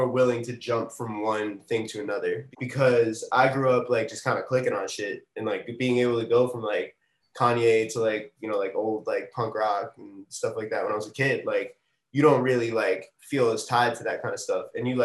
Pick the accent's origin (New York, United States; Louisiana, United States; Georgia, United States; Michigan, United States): New York, United States; New York City; I'm from Queens, New York, Astoria to be exact